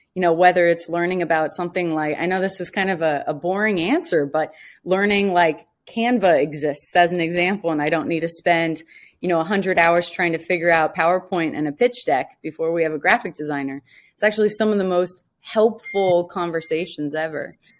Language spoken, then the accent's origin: English; Washington, District of Columbia, United States; I'm from Washington, D C, um, and, yeah, so large military family